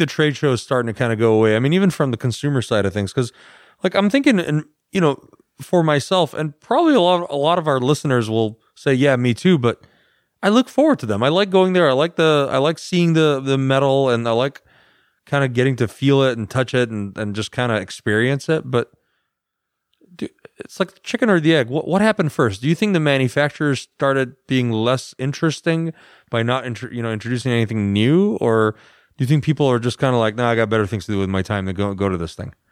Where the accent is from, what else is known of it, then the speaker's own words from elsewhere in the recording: United States; I'm the American